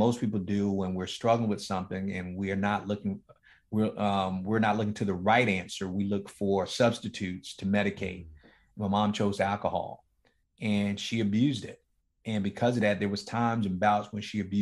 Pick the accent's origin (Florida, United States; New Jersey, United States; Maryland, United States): Florida, United States; Miami; me growing up in one of the toughest, inner city ghettos in Miami, Florida, in a place called Liberty City